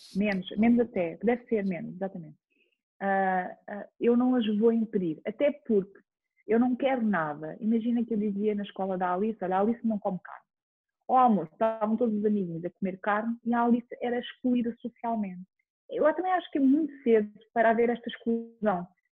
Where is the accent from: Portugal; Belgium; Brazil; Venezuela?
Portugal; Chamusca, Ribatejo; also born or lived in Almeirim; now in Lisbon, Portugal; eu sou de uma aldeia que se chama Parreira, mais do Conselho da Chamusca. Depois vivi muito tempo em Almeirim